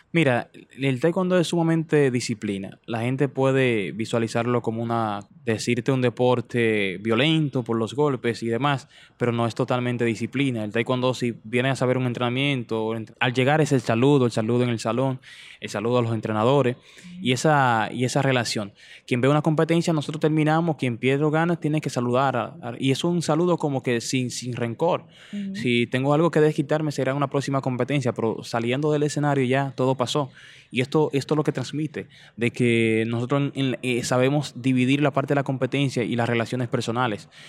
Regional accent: Dominican Republic; yo nací, me crié en y me terminé de criar, diría que en, La Flores, barrio La Flores, en Vallaguana

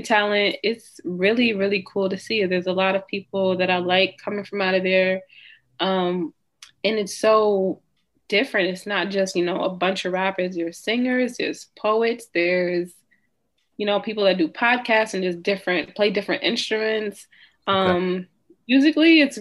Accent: Peekskill, New York, United States; also born or lived in Tarrytown, New York; now in Danbury, United States; I'm from Westchester, specifically Peekskill, New York

